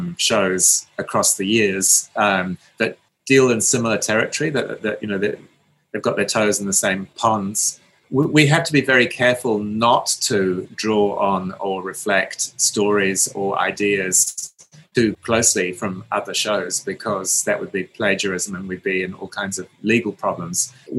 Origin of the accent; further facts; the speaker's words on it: England, United Kingdom; I watched Doctor Who as a child growing up in England in the early 70s